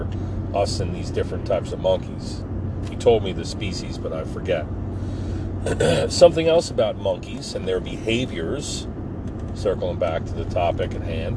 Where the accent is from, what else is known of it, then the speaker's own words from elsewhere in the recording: Forked River, New Jersey, United States; when I grew up in Forked River.